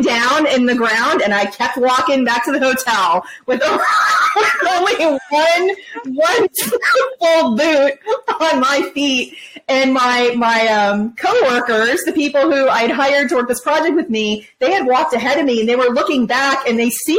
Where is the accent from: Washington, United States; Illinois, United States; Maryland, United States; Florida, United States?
Florida, United States; I'm from Florida